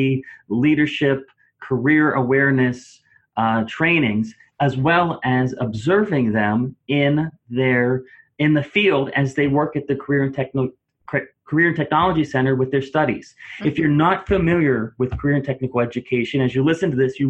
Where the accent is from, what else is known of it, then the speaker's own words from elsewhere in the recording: Clearfield, Pennsylvania, United States; I got a job offer in my hometown school district in Clearfield, Pennsylvania